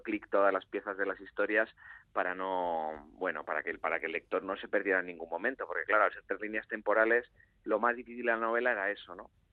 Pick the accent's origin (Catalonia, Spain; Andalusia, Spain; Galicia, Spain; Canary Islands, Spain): Galicia, Spain; la de mi tierra, ¿no? que es la gallega